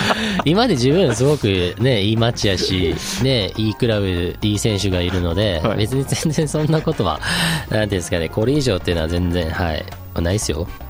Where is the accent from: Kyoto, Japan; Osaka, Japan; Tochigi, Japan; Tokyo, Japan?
Kyoto, Japan; also born or lived in Hokkaido; now in Sapporo, Japan; 僕も嫁もね、あの、まあ京都出身っていうのもありますし